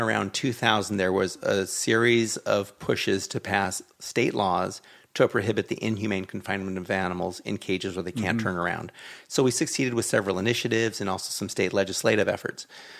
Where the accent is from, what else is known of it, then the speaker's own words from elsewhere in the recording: Los Angeles, California, United States; my folks are still in the same house I grew up in the Hollywood Hills.